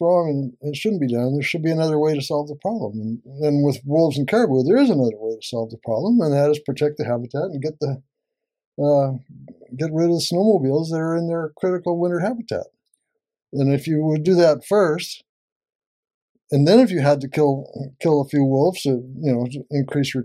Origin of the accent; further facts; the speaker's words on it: California, United States; moved away as an adult; now in British Columbia, Canada; I was born and raised in California, and I went to school in a little mountain town in northeastern California